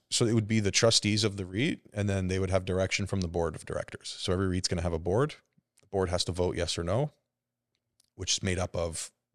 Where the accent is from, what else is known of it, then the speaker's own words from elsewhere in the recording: Burlington, Ontario, Canada; I'm still Canadian. I grew up, I'm born and raised in Burlington